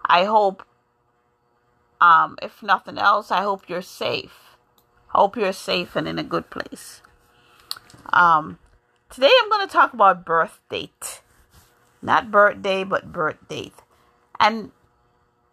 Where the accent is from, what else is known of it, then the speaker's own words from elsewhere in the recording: New York, United States; also born or lived in Jamaica; now in Massachusetts, United States; I grew up in New York